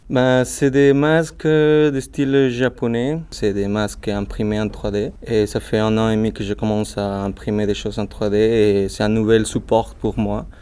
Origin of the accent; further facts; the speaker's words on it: Mexico; French is a second language; moved away as an adult; now in Lyon, France; je suis original de Mexique